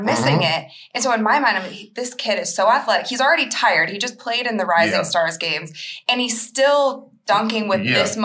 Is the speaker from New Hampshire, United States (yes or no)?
no; Akron, Ohio, United States; I'm from Akron